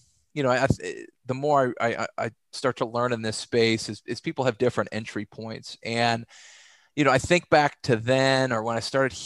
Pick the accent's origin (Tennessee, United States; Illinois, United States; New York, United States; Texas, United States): Texas, United States; I grew up in Texas, played Division I football at the University of North Texas